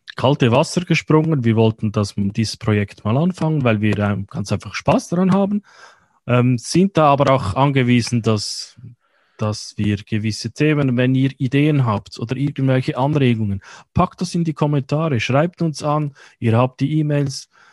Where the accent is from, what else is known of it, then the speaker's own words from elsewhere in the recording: Switzerland; wie wir in der Schweiz sagen